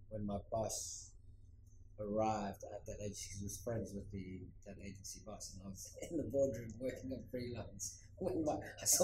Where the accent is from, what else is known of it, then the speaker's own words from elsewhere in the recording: Cape Town, Western Cape, South Africa; moved away as an adult; also born or lived in London / Johannesburg; I grew up in Cape Town and spent most of my life in Cape Town and studied um, outside of Cape Town, lived in London went back to Cape Town